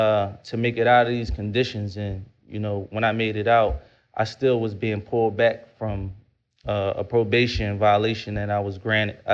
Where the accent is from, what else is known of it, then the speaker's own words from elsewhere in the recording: Philadelphia, Pennsylvania, United States; I'm from North Philadelphia